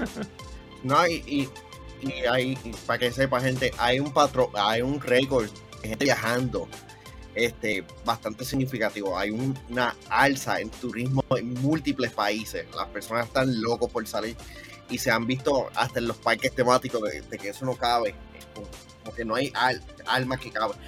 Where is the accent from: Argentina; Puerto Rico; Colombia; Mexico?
Puerto Rico; para algunas cosas somos de Puerto Rico